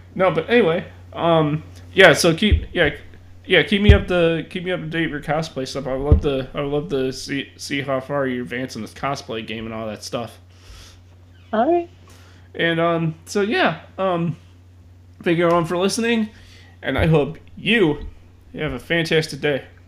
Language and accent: English; Chicago, Illinois, United States; being a Chicagoan myself